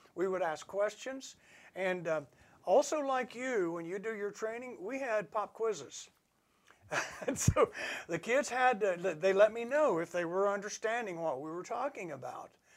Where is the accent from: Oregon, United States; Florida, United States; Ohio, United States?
Ohio, United States; my hometown in Ohio